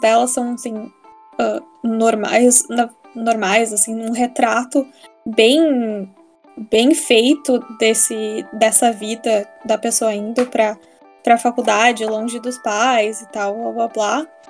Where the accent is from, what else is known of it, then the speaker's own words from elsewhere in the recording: Porto Alegre, Rio Grande do Sul, Brazil; also born or lived in United States; sou de Porto Alegre